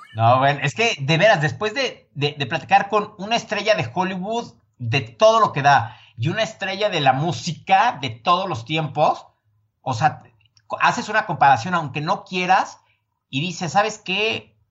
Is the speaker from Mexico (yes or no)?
yes; Mexico; yo, el mexicano